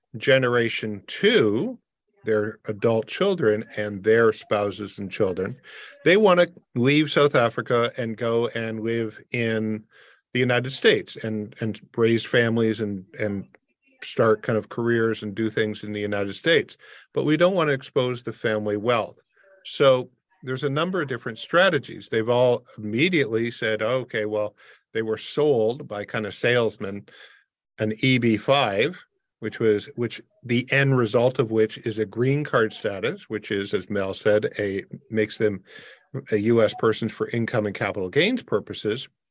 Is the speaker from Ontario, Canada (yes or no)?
yes; Windsor, Ontario, Canada; moved away; I grew up in Windsor across from Detroit